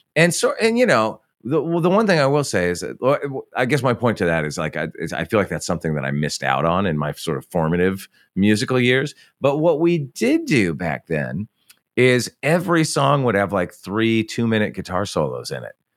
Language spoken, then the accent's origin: English; Santa Barbara, California, United States; when I was a kid growing up in Santa Barbara, California, in the seventies and even through the eighties